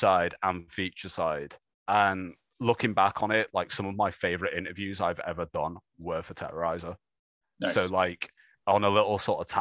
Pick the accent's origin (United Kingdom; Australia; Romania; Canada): United Kingdom